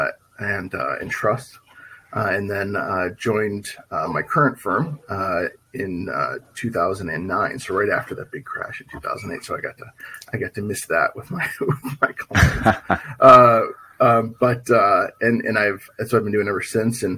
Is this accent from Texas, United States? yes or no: no; Chicago, Illinois, United States; now in San Francisco Bay Area, United States; originally I'm from Chicago. I'm sorry, I almost said that. Chicagoland